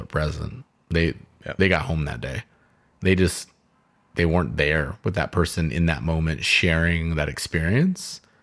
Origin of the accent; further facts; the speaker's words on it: Southern California, United States; I grew up in Southern California listening to KFI AM 640